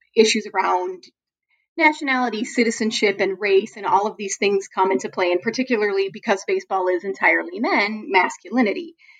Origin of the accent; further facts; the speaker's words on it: Chicago, Illinois, United States; I am from Chicago